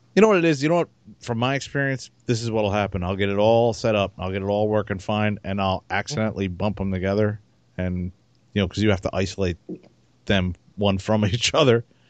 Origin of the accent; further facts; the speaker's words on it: New Jersey, United States; I was from Jersey